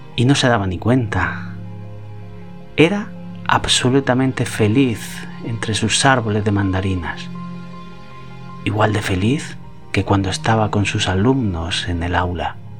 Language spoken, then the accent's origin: Spanish; Cox, Valencian Community, Spain; en mi pueblo, en Cox